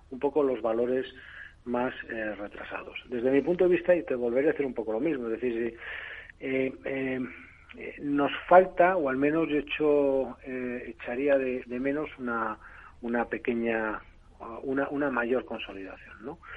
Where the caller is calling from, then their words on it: Bilbao, Basque Country, Spain; de Bilbao.